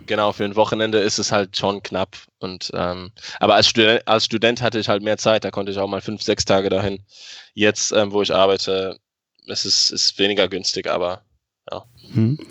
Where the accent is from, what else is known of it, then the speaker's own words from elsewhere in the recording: Luxembourg; ich wohne in Luxemburg, ich bin aus Luxemburg, ich habe den größten Teil meines Lebens hier gewohnt.